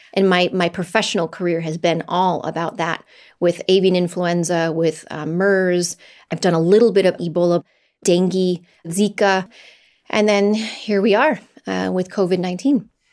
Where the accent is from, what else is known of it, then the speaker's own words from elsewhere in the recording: United States; I'm an American